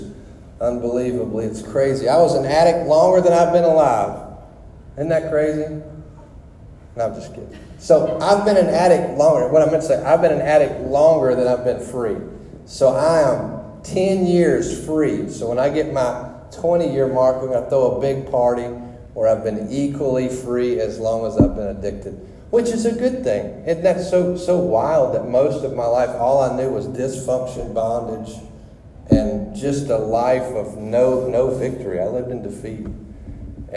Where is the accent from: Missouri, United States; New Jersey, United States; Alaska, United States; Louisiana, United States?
Louisiana, United States; moved away as an adult; I'm from Louisiana